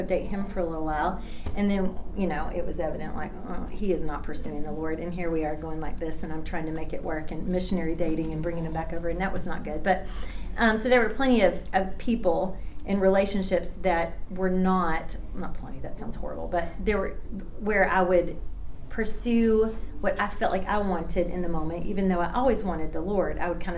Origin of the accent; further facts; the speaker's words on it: Bartlesville, Oklahoma, United States; born there; I was born in Bartlesville, Oklahoma, so I'm not very far from here. So I claim Oklahoma. I got deep, good roots here.